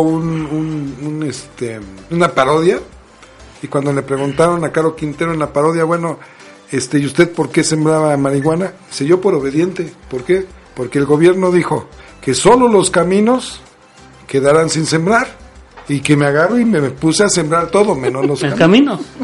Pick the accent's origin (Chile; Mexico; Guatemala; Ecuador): Mexico